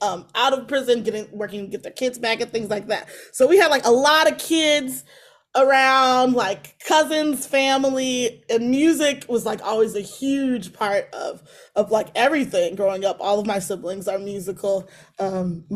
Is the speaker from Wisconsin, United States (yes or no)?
yes; Milwaukee, Wisconsin, United States; we're from Milwaukee, Wisconsin